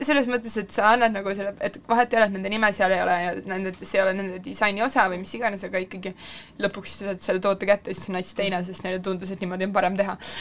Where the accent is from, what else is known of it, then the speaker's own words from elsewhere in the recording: Estonia; ma olen siit pärit